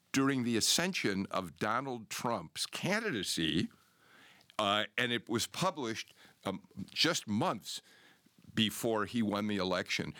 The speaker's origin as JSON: {"language": "English", "town": "Chicago", "region": "Illinois", "country": "United States", "tie": "born or raised there", "moved": "as an adult", "lives_now": "Georgia, United States", "said": "I'm a Chicagoan by birth, but I've been here since nineteen eighty-three"}